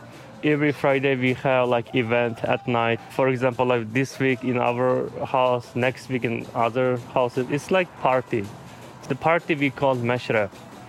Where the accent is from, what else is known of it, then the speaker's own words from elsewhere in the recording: Dolan area, East Turkestan, Xinjiang, China; now in Los Angeles, United States; I was born in Dolan's area, in Uyghur. Homeland, it's called East Turkestan.